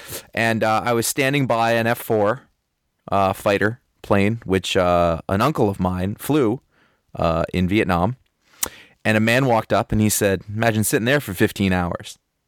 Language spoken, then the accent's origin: English; Maine, United States; growing up in Maine